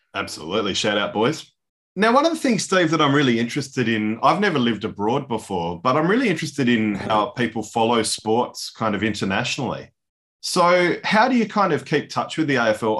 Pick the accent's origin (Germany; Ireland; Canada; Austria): Ireland; as an Irishman